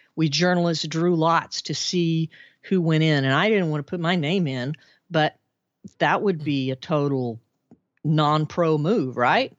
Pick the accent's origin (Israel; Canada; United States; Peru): United States; Arkansas; born or raised there; moved away as an adult